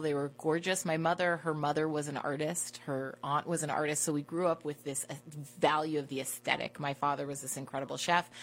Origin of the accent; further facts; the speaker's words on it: Washington, District of Columbia, United States; I grew up in Washington, D.C.